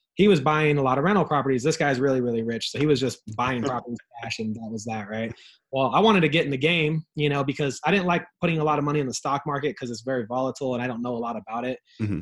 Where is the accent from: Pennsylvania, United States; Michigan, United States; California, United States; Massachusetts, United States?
California, United States; Ontario; I grew up in Ontario, in a rough part of town in in Southern California.